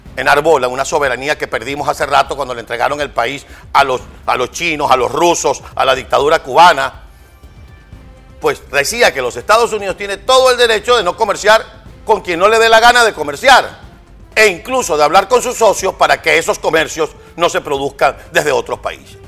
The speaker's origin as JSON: {"language": "Spanish", "country": "Venezuela", "said": "como venezolano"}